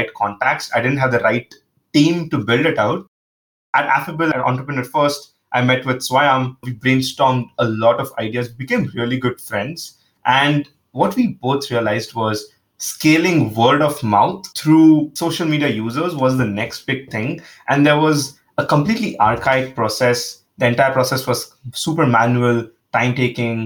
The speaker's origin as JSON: {"language": "English", "town": "Mumbai", "region": "Maharashtra", "country": "India", "tie": "born or raised there", "said": "I'm originally from India, Mumbai specifically. Grew up there"}